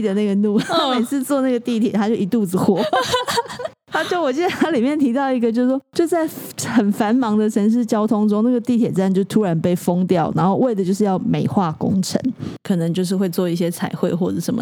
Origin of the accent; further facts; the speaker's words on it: Keelung, Taiwan; moved away; 我是基隆人